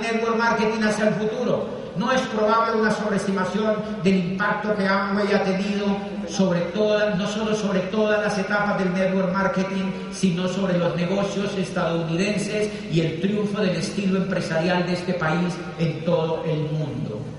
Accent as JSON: {"language": "Spanish", "country": "Colombia"}